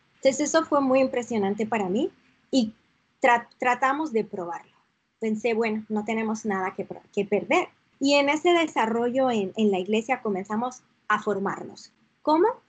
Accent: San Sebastián, Basque Country, Spain; moved away as an adult; also born or lived in León; now in Toronto, Canada; realmente nací en León, pero pues muy, muy pequeñita me fui a vivir a San Sebastián.

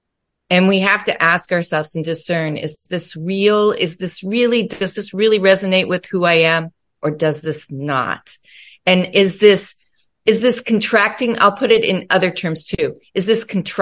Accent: Laramie, Wyoming, United States; born or raised there; also born or lived in North Platte, Nebraska; now in Southern California, United States

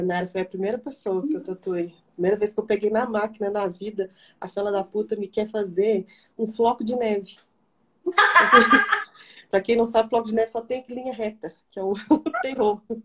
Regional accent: Barbacena, Minas Gerais, Brazil; moved away; em Barbacena, que, né, de onde eu sou

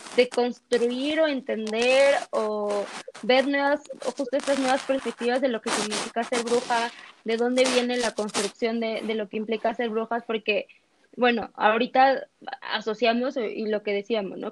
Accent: Mexico; en México, bueno, tenemos esta celebración del Día de Muertos

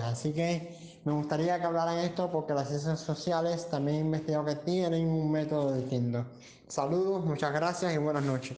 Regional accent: Cuba; soy cubano licenciado en física por la Universidad de La Habana

